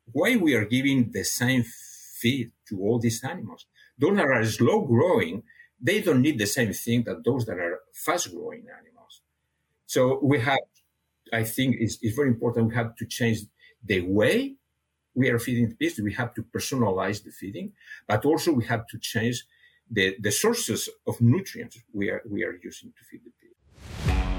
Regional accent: near Barcelona, Catalonia, Spain; first language Catalan; English is a second language; moved away as an adult; now in Canada; I was born in a, uh, uh, near Barcelona, so my my I have a, a mother tongue and a father tongue. My my, my mother tongue was was Catalan, and my father tongue was Spanish.

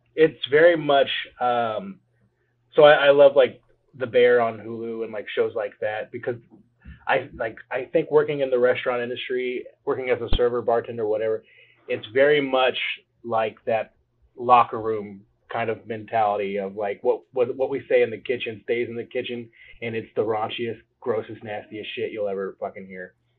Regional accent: Cape Girardeau, Missouri, United States; I am from Cape Girardeau, Missouri, um, and I am a realtor here in town

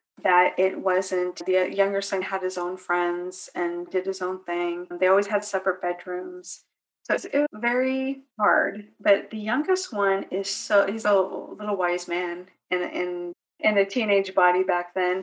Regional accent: California, United States; moved away as an adult; now in North Carolina, United States; I'm originally from California. We moved to North Carolina

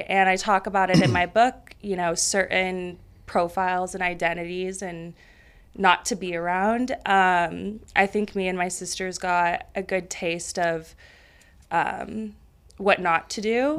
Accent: Roseville, California, United States; from Northern California. Roseville. It's about thirty minutes north of Sacramento suburban area. Um, yeah, so I grew up there

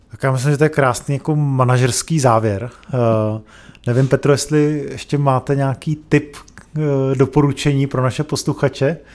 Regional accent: Prague, Czechia; born there; narodili jsme se v Praze

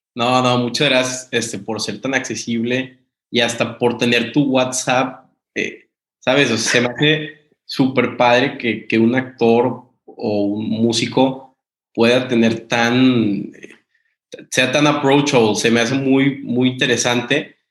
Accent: Mexico; now in United States; soy, soy mexicano

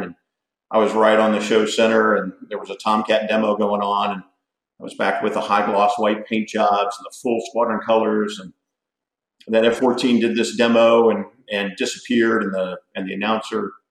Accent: Philadelphia, Pennsylvania, United States; moved away as an adult; now in Florida, United States; I say I'm from Philadelphia. I spent from 10 years old through college graduation there in the Philadelphia area.

